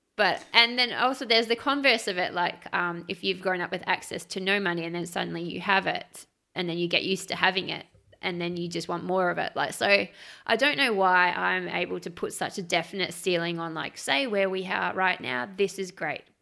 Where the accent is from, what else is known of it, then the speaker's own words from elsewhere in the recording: Australia; as an Australian